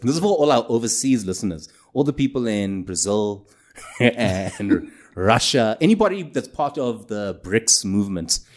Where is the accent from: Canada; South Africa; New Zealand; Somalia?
South Africa; Durban, KwaZulu-Natal; I grew up in Durban